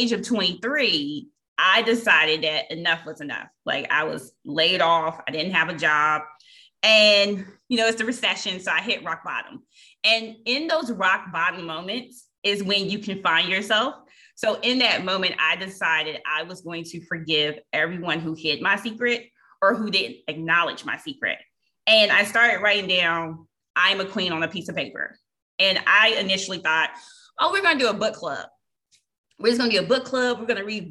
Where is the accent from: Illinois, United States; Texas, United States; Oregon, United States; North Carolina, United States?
North Carolina, United States; Reidsville; Reesville, my hometown